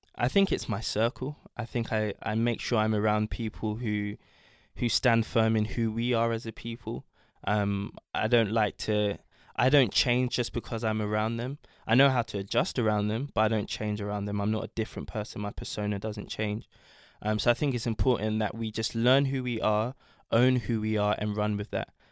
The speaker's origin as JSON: {"language": "English", "region": "London", "country": "United Kingdom", "tie": "born or raised there", "said": "I was born in London, but both my parents are from Ghana"}